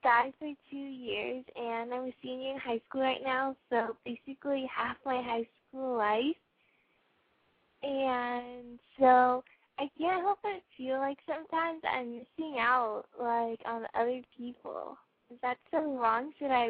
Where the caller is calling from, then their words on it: Orange County, California, United States; I'm 18. I'm calling from Orange County